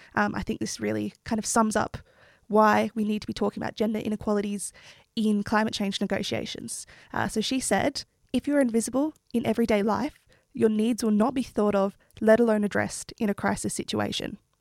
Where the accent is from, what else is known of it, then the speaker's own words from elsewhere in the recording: New South Wales, Australia; an Australian Indigenous Wiradjuri Gundagarra woman